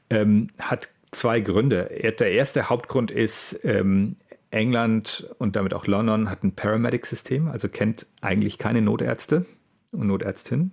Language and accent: German; Allgäu, Bavaria, Germany; moved away as an adult; now in Hamburg, Germany; Ich bin eigentlich gebürtiger Allgäuer aus, aus, aus Süddeutschland